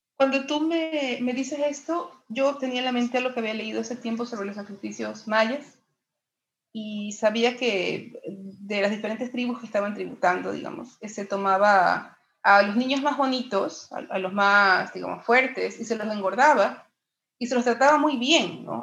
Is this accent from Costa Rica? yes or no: no; Ecuador; mi país tiene una gran tradición de literatura muy poco conocida